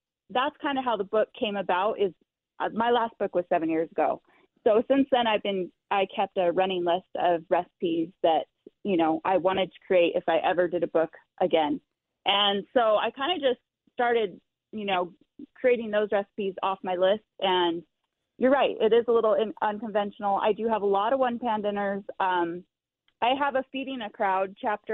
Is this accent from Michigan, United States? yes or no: no; Arizona, United States; also born or lived in Miami, Florida; now in Utah, United States; I grew up in Arizona